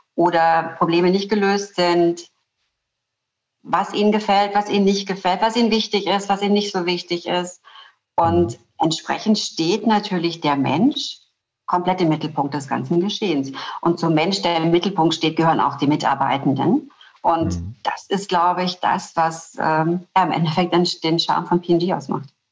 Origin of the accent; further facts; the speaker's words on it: Black Forest, Baden-Württemberg, Germany; Ich komme aus dem Schwarzwald. Ich komme aus der ähm, schwäbisch-alemannischen Fastnachtsgegend.